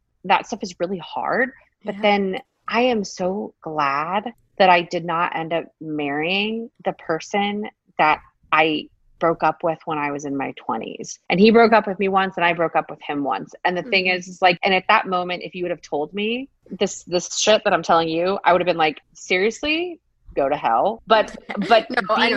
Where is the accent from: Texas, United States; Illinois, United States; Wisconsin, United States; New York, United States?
Texas, United States; I'm from Texas.